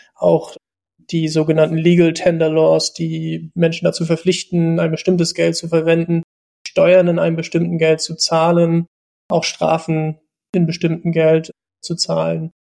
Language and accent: German; East Germany, Germany; ich bin 88 geboren in der DDR noch